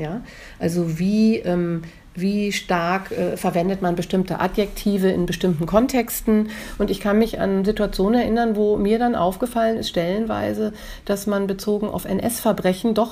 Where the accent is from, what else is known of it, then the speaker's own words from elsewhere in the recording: Hamburg, Germany; Hamburg. Äh, wo meine Eltern leben, wo meine Vorfahren auf den äh, Friedhöfen äh, liegen, das ist meine Heimat.